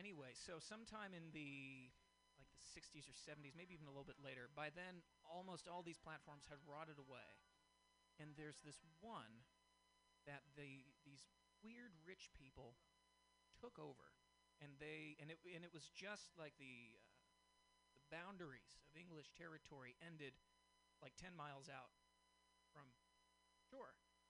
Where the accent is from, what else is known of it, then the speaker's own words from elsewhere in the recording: Boston, Massachusetts, United States; Well, I'm originally from Boston, and so there is